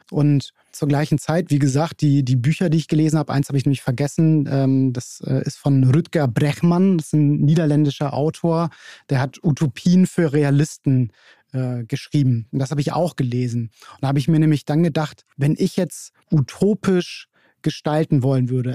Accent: Hamburg, Germany; aus Hamburg, bin hier ganz um die Ecke groß geworden

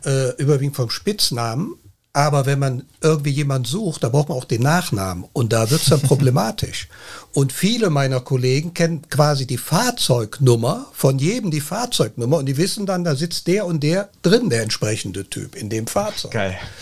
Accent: Cologne, North Rhine-Westphalia, Germany; Ich sage immer, ich bin Kölner. Ich bin hier in Köln geboren

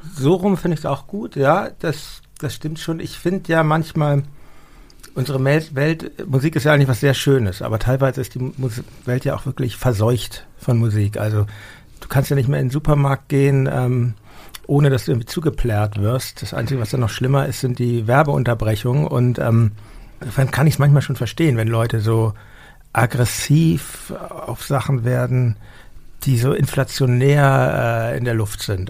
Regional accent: Hamburg, Germany; in meiner Heimatstadt Hamburg

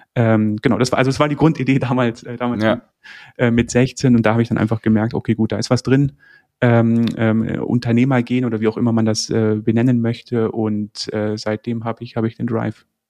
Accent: Landsberg am Lech, Bavaria, Germany; also born or lived in Braunschweig; Also ich bin im, im, im Süden äh, äh, Deutschlands aufgewachsen. Also geboren bin ich in Braunschweig, bin aber okay. mit sehr jungen Jahren äh, nach, nach dem Süden äh, oder sind wir in den Süden gezogen, Landsberg am Lech.

